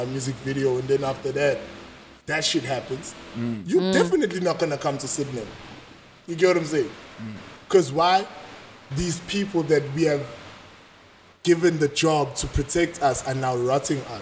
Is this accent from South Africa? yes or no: yes; Durban, KwaZulu-Natal, South Africa; I was born in Sydenham Heights, went to primary school in Spearman, and went to high school in Boyne